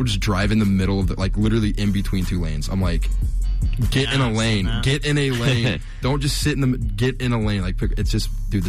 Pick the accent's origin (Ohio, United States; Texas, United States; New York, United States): Ohio, United States; Southern; I'm from Southern Ohio. So, like, where I'm from, it's like, people don't know how to drive, but at least they're safe about it because they're, like, they're rednecks.